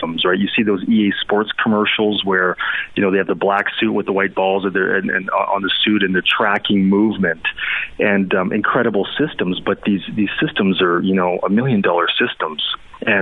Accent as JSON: {"language": "English", "town": "Red Deer", "region": "Alberta", "country": "Canada", "tie": "born or raised there", "said": "I'm originally from Red Deer, Alberta, and grew up playing hockey"}